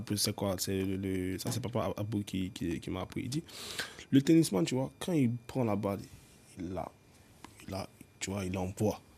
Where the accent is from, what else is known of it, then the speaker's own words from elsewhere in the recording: Abidjan, Côte d’Ivoire; Je nais à Abidjan